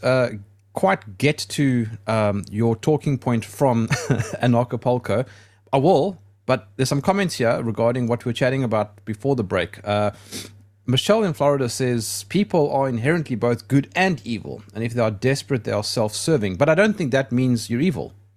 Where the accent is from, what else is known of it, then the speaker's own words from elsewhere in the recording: South Africa; I'm from South Africa.